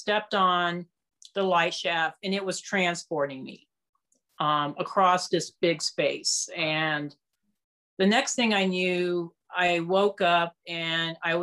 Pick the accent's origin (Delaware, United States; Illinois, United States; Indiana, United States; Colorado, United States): Colorado, United States; Castle Rock; my hometown in Colorado. I live in Castle Rock, which is just south of Denver